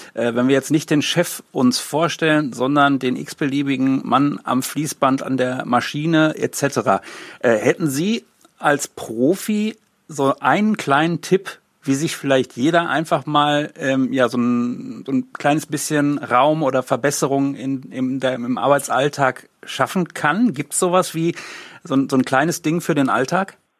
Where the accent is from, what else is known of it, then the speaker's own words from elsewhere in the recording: Hagen, North Rhine-Westphalia, Germany; ein Ort wie Hagen, auch weil ich hier aufgewachsen bin